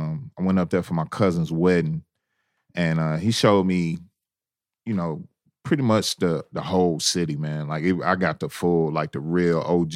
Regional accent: Memphis, Tennessee, United States; I'm from Memphis

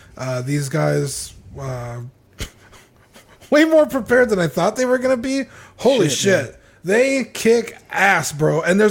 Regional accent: Canada; As a Canadian, I want to hear what John has to say.

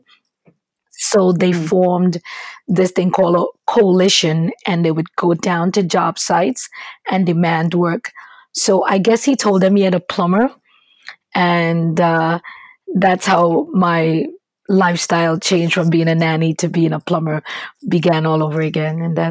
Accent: Trinidad & Tobago; moved away as an adult; now in United States; originally, my education started in Trinidad and Tobago. I'm from the Caribbean

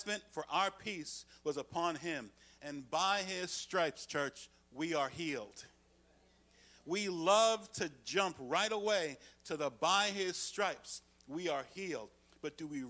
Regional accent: United States; as an American citizen.

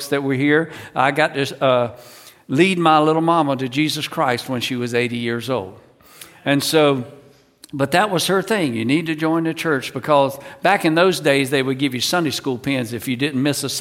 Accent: North Carolina, United States; I grew up in North Carolina, right in the center of the state.

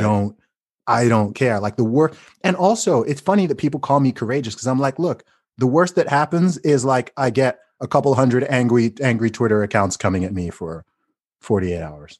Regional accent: United Kingdom; as a British person

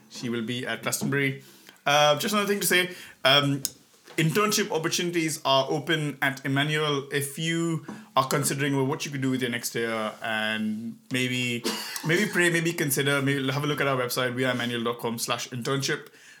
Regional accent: India; because I came over from India, you know

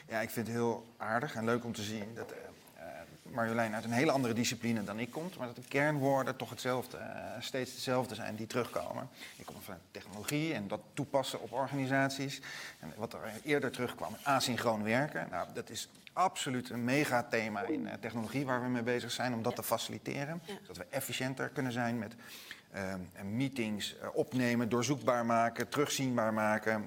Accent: Netherlands; wij als Nederlanders een beetje nuchter zijn

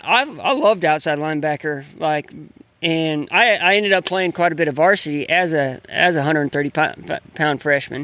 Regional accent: Grand Coulee, Washington, United States; I grew up in Grand Coulee

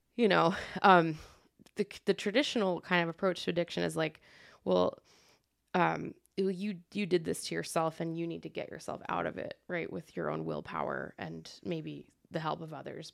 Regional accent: Trenton, New Jersey, United States; moved away as an adult; also born or lived in Iowa City; now in Quad Cities, United States; I'm from Trenton, which is, like, forty minutes away from Philly

